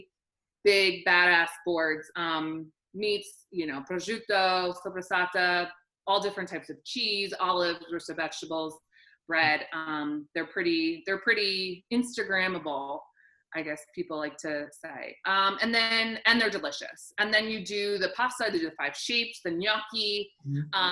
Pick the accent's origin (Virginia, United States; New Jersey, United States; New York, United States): New York, United States; New York City; now in Philadelphia, United States; I'm originally from Brooklyn